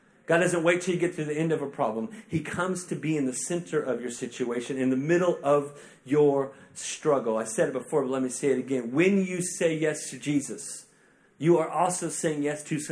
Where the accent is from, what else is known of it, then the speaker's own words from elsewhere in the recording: Tulsa, Oklahoma, United States; now in Kansas City, United States; I'm actually originally from Tulsa, which is like, that's Oklahoma